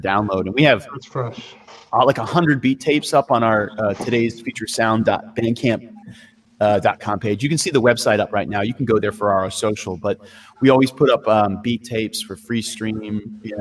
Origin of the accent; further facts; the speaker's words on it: New York, United States; now in Oakland, United States; I am from New York originally. I'm based out of Oakland, California.